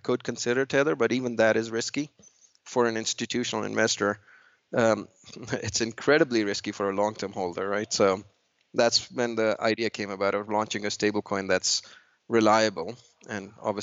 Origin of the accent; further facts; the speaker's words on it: New York, United States; I'm from New York. And in New York and Manhattan